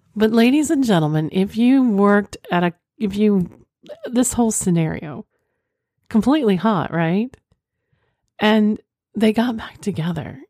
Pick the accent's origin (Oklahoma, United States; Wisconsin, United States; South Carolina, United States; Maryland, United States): Oklahoma, United States; I'm from Oklahoma